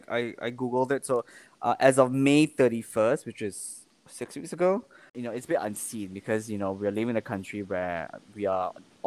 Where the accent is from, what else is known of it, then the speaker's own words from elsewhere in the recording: Kuala Lumpur, Malaysia; now in Singapore; I can't go back to go see my mom without, in KL